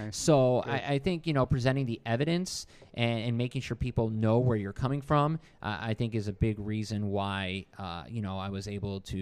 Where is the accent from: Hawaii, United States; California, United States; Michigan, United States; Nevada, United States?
Michigan, United States; now in Virginia, United States; Growing up in Michigan